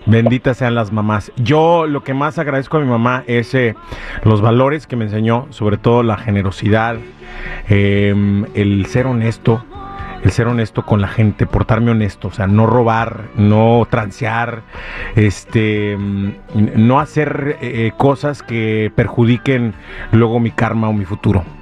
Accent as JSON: {"language": "Spanish", "country": "Mexico", "moved": "yes", "lives_now": "Los Angeles, United States", "said": "yo soy mexicano y celebro el 10 de mayo y el domingo también"}